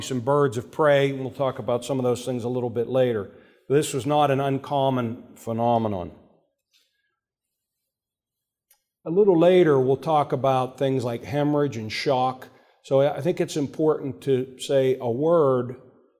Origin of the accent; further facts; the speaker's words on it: Pittsburgh, Pennsylvania, United States; I grew up in Oakland in the city of Pittsburgh